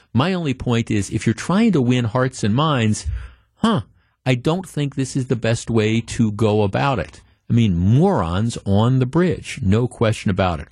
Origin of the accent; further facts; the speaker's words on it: Glendale, Wisconsin, United States; I grew up in Glendale